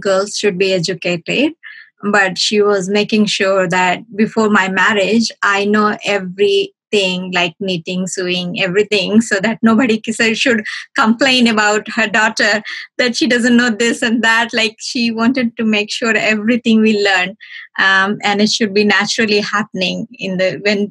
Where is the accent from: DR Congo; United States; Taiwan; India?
India; now in Australia; I'm from India, so most of the villages from India, they treat you very family-like